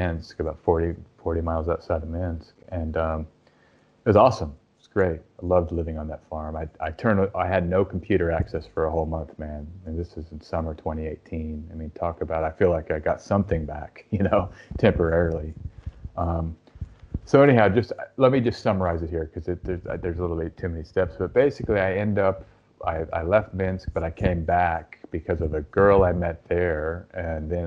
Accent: Austin, Texas, United States; I'm from Austin

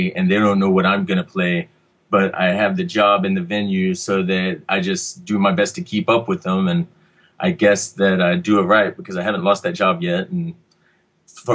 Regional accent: Texas, United States; now in Los Angeles, United States; I'm here from Texas, and so I'm used to much more heat than we ever get up here.

